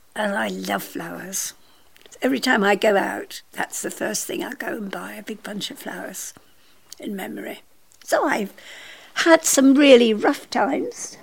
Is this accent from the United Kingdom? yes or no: yes; Scotland, United Kingdom; I was born in Scotland.